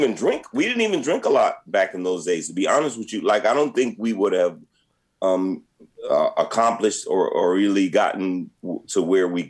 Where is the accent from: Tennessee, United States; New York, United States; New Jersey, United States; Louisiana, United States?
New York, United States; moved away as an adult; now in Los Angeles, United States; when we were growing up in New York, Play and I, we grew up around the corner from each other